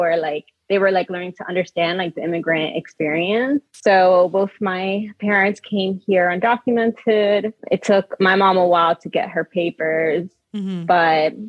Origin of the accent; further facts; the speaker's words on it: Hialeah, Florida, United States; also born or lived in Homestead, Florida / Sweetwater, Florida / Dominican Republic; now in Philadelphia, United States; I also grew up in a lot of tropical settings. Like I lived in Miami, Florida, but like not really like cool Miami that people think of. Like I'm from Hialeah and Homestead, Sweetwater.